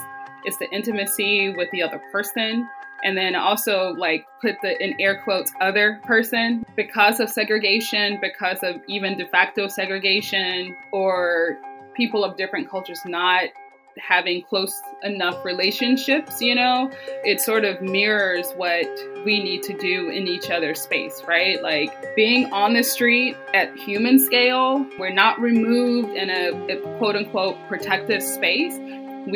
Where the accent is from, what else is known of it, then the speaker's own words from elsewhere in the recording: Southwest DeKalb, Georgia, United States; I was born at Georgia Baptist. So I grew up in Southwest DeKalb